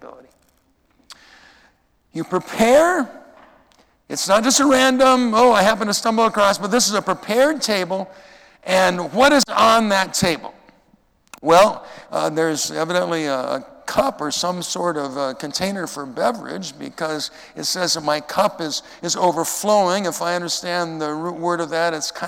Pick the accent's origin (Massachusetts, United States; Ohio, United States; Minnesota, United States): Minnesota, United States; growing up in Minnesota